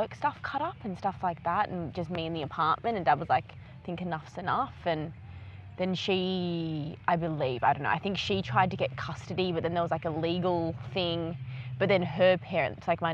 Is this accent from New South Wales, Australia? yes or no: yes; Sydney, New South Wales, Australia; I grew up in Randwick